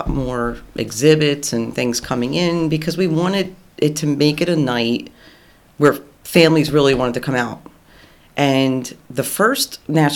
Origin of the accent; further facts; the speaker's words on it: Hammonton, New Jersey, United States; also born or lived in New York City; When I grew up in Hammonton